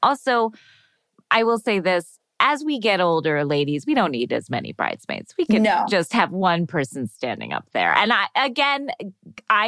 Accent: Florida, United States; moved away; I grew up in Florida

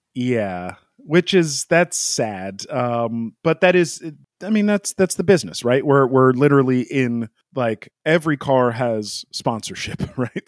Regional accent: United States; as an American fan

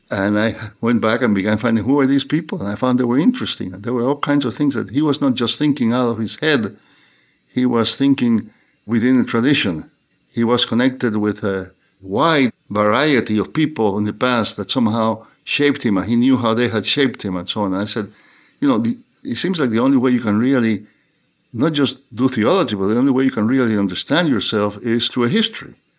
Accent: Cuba; moved away as an adult; also born or lived in New Haven, United States; now in United States; I was born in Cuba. And I grew up in Cuba, uh, most of my early life, and, uh, went to school there and went to seminary there and then came to the U S to study

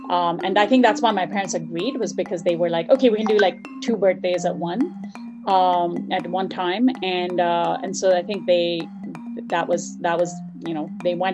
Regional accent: Dubai, United Arab Emirates; You know, when you're a kid, um, especially growing up in Dubai in the 80s, there weren't that many.

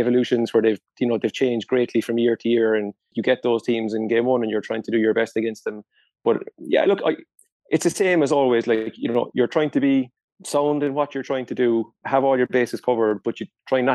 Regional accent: Ireland; culturally as Irish people

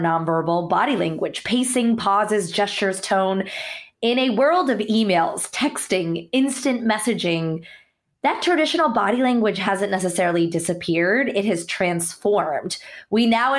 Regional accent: United States; born or raised there; also born or lived in India

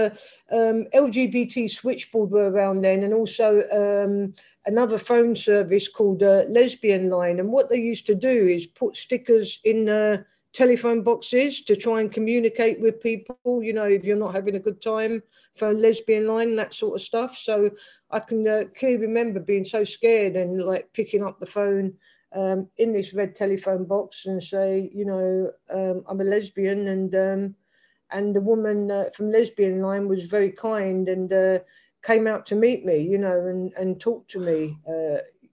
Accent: London, United Kingdom; accent: London; it's a complete London accent. I was brought up in the council estates of deepest Stockwell.

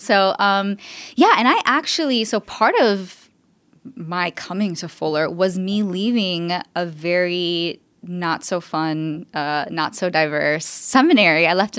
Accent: Miami, Florida, United States; So I'm Cuban American. I'm from Miami, which is its own thing.

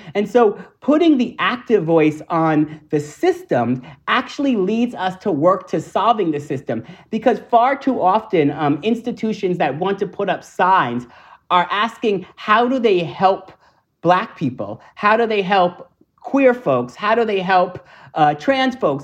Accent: New York, United States; I'm a New Yorker.

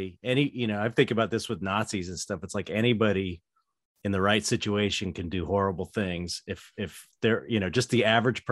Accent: United States; being an American

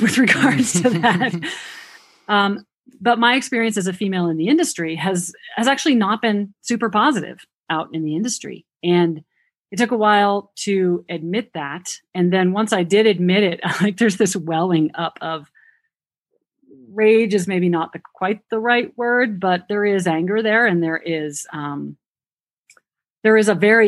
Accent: New Hampshire, United States; accent: New Hampshire; that's my New Hampshire accent

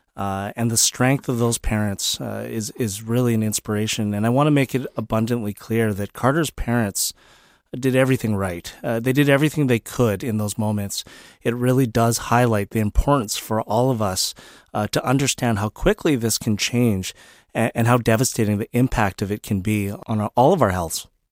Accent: British Columbia, Canada; as British Columbians, as Canadians

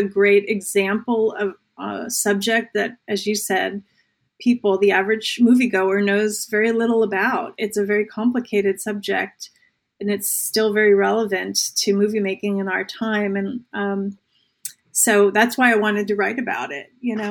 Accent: New Jersey, United States; Now, I grew up in New Jersey, so you know, like when people are like, that sounds made up.

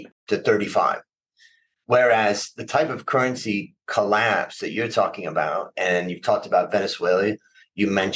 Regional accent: Thailand

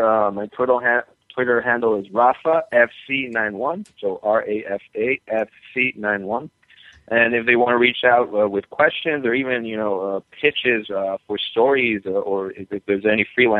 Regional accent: Mexico City, Mexico; moved away as an adult; now in Miami, United States; I am from Mexico City, born and raised there, and now, you know, I'm here on the U.S. side working for Fusion, but I lived all my life in Mexico City.

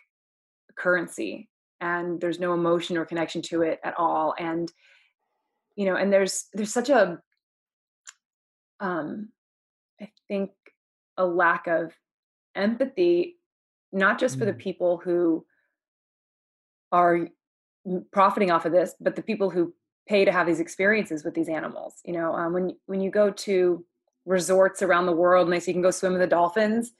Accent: Oklahoma, United States; I'm also from Oklahoma

